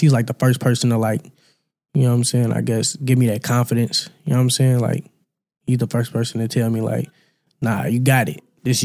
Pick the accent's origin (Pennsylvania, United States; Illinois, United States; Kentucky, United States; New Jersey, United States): Kentucky, United States; Louisville; I'm from Louisville, Kentucky, South Side.